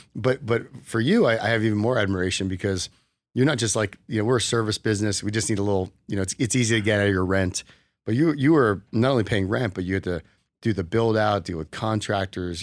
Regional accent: New Jersey, United States; moved away as an adult; also born or lived in Arizona; now in Las Vegas, United States; I grew up in New Jersey, so I went to Rutgers

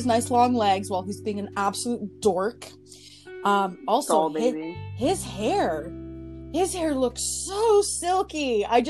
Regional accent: Canada; I'm Canadian

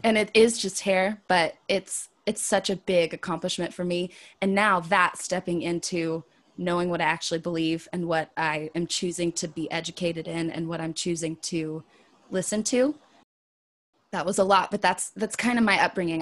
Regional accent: Wichita, Kansas, United States; now in the South, United States; growing up in West Wichita, Kansas, where everyone is white, and then moving to the South

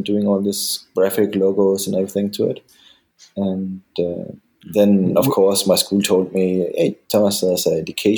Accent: Denmark; also born or lived in Germany / San Francisco; now in Cologne, Germany; I'm half German, half Danish, born in Germany. And then when I was 8, my parents decided to move to Denmark, where I actually stayed the most of my time.

